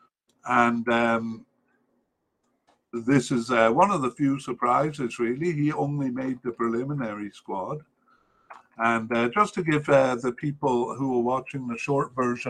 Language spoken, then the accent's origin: English; Cardiff, Wales, United Kingdom; we come from Cardiff. I was raised in Cardiff